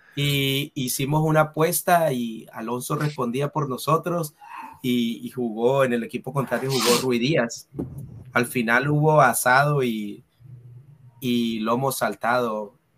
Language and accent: Spanish; Santa Marta, Magdalena, Colombia; aquí en la ciudad de Ah, de, Santa Marta, de donde yo soy